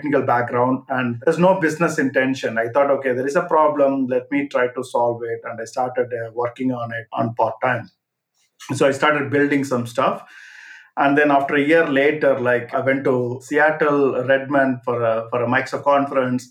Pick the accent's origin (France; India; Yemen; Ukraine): India; moved away as an adult; now in London, United Kingdom; I am originally from India, so I came to London back in 2000